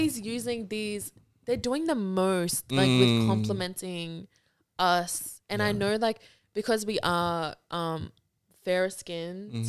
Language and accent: English; Mount Druitt, New South Wales, Australia; because I'm from Mount Druitt.